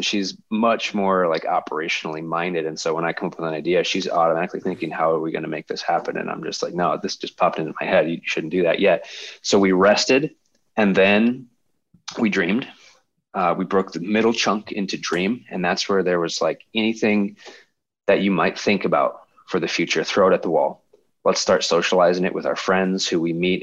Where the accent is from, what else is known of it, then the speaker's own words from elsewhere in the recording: Colorado Springs, Colorado, United States; my wife, Brooke, and I were born and raised in Colorado Springs